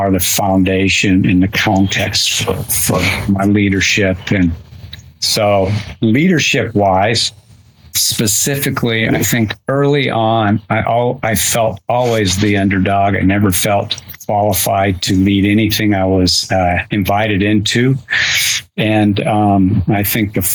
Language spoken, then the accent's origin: English; Utah, United States; I wasn't raised in a Christian home. And I'm from Utah. We were in a community where we were the kind of the anti-religious family.